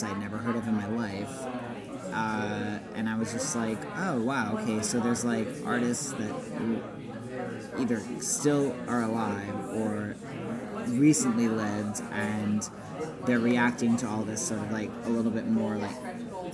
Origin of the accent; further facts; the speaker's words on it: Puget Sound, Washington, United States; also born or lived in Utah; I'm from like Puget Sound.